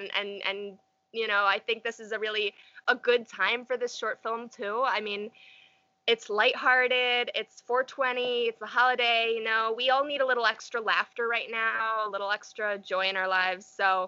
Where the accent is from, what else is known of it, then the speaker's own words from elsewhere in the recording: New York, United States; it's not exactly where I grew up, but it's my hometown, so to speak. So I can get a lot more in touch with nature here. We're on the Erie Canal